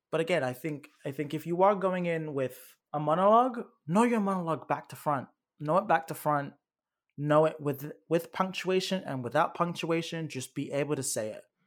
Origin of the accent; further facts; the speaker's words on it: United Kingdom; moved away; you can tell I'm, I'm from Great Britain